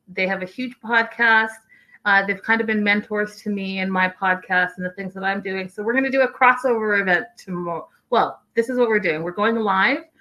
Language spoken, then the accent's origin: English; Canada; I'm Canadian